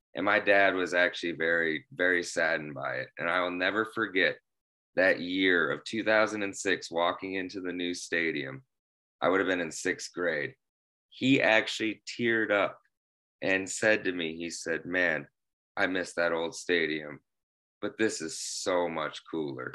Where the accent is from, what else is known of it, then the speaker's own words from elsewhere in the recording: Bloomington, Illinois, United States; I'm from Bloomington, Illinois, and, uh, I am still here in Bloomington, Illinois.